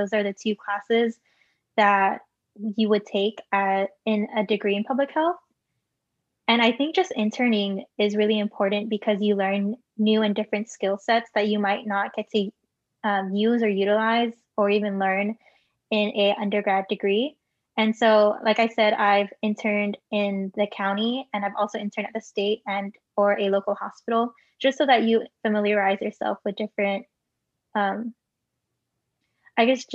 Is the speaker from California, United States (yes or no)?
yes; Bay Area, California, United States; I am a second generation Filipino American born and raised in the Bay Area.